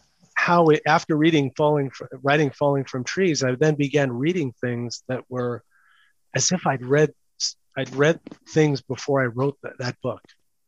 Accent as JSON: {"language": "English", "town": "New York City", "region": "New York", "country": "United States", "tie": "born or raised there", "said": "It's called The Hated Ones. And it's about growing up in New York City in the 70s and sort of mid 70s and 80s."}